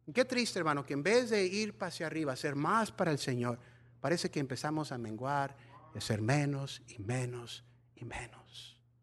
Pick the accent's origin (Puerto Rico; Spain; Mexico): Mexico; nosotros mexicanos